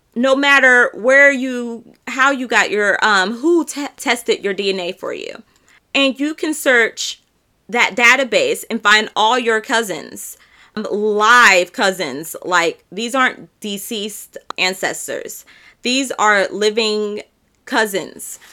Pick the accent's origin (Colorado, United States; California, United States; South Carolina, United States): California, United States; San Diego; now in Camden County, Georgia, United States; I am from San Diego, California, but right now I reside in Georgia